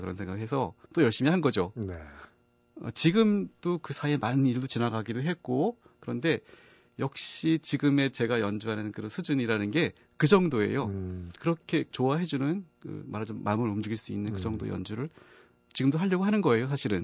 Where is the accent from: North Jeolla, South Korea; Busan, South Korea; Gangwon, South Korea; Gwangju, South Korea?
Gangwon, South Korea; Yanggu; moved away; also born or lived in Spain; 사실은 양구에서 태어나고 거기서 자라고 했었는데요.